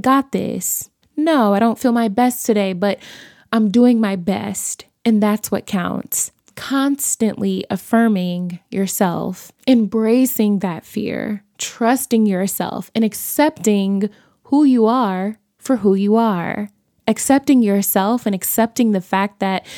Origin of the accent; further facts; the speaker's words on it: Chicago, Illinois, United States; also born or lived in Los Angeles; I was born and bred in Chicago, and all of my family is from Chicago